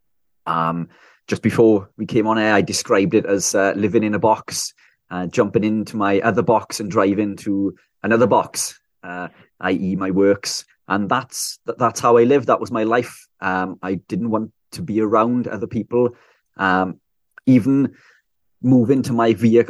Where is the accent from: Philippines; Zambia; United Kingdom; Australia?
United Kingdom; South Wales; I'm from South Wales, UK